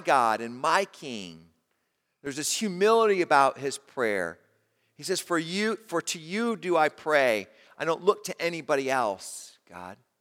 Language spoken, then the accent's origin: English; United States; as an American